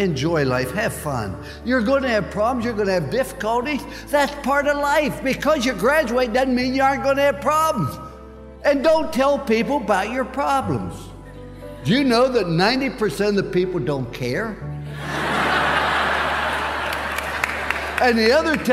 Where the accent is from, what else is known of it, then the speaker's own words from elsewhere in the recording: Follansbee, West Virginia, United States; I was born in Fallsby, West Virginia